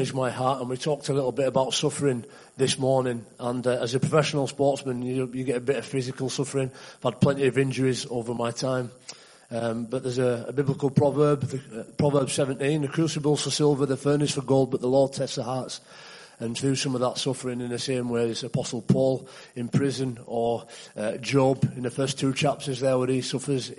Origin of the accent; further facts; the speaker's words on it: Leeds, Yorkshire and the Humber, United Kingdom; you can probably tell from my accent that I'm not from around here. I'm from Leeds, England, in West Yorkshire